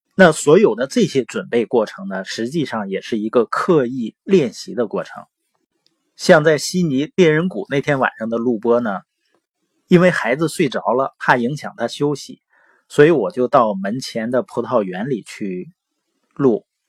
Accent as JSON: {"language": "Chinese", "region": "Northeast China", "country": "China", "accent": "Northeastern (Dongbei)", "said": "因为我是东北的口音嘛，往往有的时候评卷舌是不分的"}